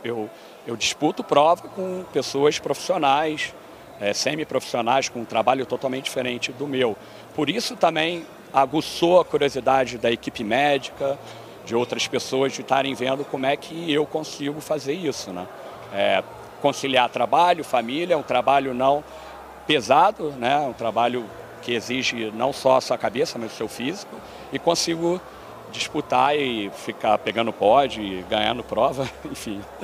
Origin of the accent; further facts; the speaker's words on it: Rio de Janeiro, Brazil; moved away as an adult; also born or lived in New Jersey, United States; now in Florida, United States; do Rio, sou do, do Rio